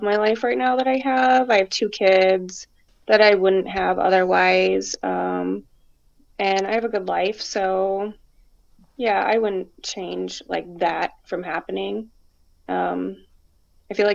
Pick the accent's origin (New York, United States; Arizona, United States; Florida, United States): Arizona, United States; now in Michigan, United States; I'm from Michigan, like you said. Originally from Arizona